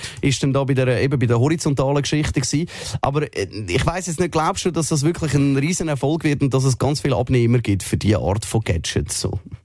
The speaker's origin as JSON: {"language": "German", "country": "Switzerland", "said": "bei uns in der Schweiz"}